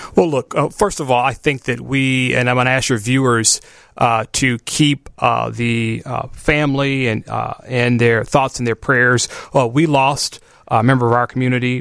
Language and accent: English; Chicago, Illinois, United States; I grew up in Chatham, so I grew up in the city of Chicago